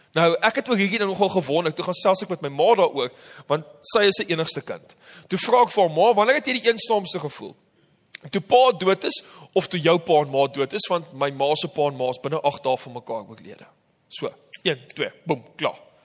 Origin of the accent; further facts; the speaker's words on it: Namibia; moved away; Namibia waar ek vandaan kom